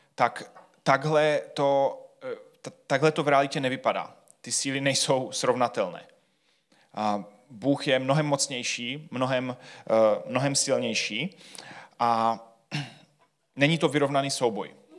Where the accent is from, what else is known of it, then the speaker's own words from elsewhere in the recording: Czechia; jsme Češi